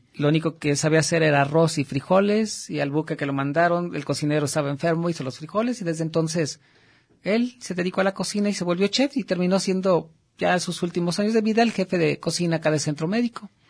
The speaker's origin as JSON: {"language": "Spanish", "region": "State of Mexico", "country": "Mexico", "tie": "born or raised there", "moved": "yes", "lives_now": "Guadalajara, Mexico", "said": "yo nací en el Estado de México"}